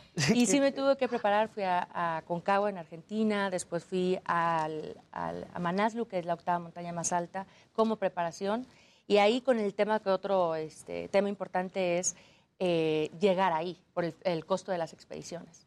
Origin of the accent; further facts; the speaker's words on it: Aguascalientes, Mexico; Yo soy de Aguascalientes donde no hay montañas